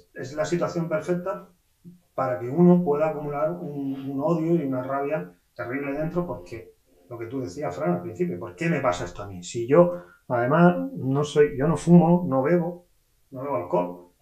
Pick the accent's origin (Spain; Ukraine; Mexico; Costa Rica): Spain